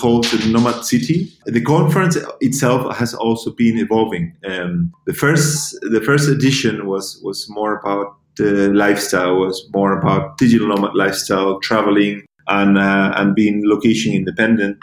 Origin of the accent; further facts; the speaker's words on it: Gran Canaria, Canary Islands, Spain; moved away; also born or lived in United States / Germany; I was born and raised in Gran Canaria